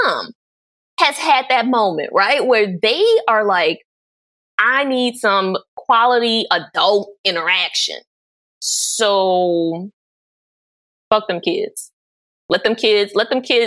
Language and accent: English; New Orleans, Louisiana, United States; born or raised there